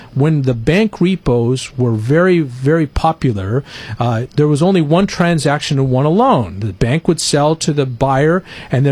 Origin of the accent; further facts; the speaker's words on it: Winters, California, United States; the little town I grew up in Winters, California